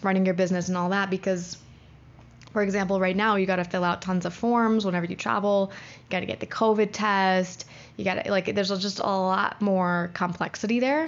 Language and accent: English; United States; as an American